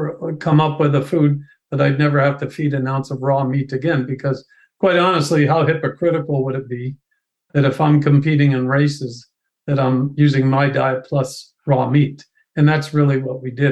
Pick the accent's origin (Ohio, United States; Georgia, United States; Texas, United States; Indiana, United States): Ohio, United States; moved away as an adult; also born or lived in Pennsylvania; I'm originally from Ohio